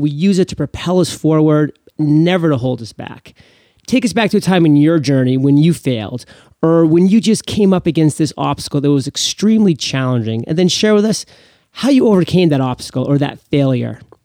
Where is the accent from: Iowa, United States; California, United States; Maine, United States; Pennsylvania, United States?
Maine, United States; my home state of Maine